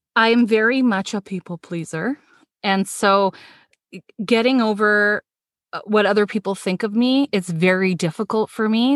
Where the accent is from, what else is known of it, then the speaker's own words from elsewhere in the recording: Toronto, Ontario, Canada; born in Toronto, lived most of my life